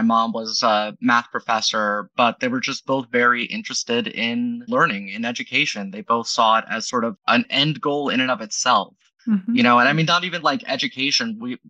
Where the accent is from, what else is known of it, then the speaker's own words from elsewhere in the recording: Dayton, Ohio, United States; moved away; Well, I'm from Dayton.